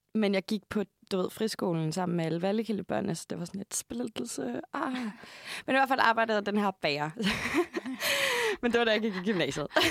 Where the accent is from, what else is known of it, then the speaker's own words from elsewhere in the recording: Hørve, Zealand, Denmark; moved away; Jeg kommer fra Nordvestjylland.